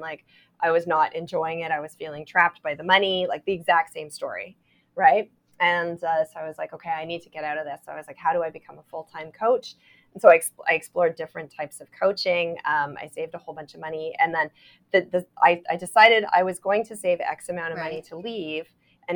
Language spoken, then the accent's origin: English; Toronto, Ontario, Canada; I'm from Toronto